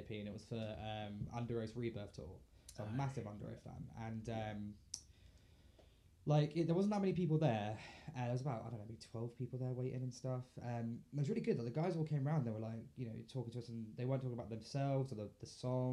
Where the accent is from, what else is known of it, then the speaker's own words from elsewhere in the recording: Bedford, East of England, United Kingdom; moved away as an adult; also born or lived in Kempston; now in Northamptonshire, United Kingdom; Born and raised in Bedford